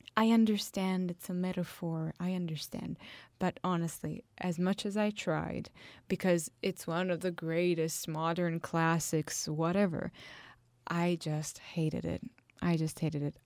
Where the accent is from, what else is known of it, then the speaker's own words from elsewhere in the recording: Italy; I come from Italy